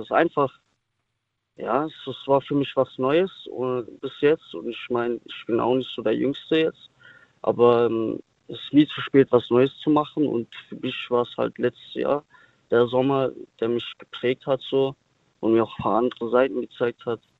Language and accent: German; Sinsheim, Baden-Württemberg, Germany; ich komme aus Württemberg.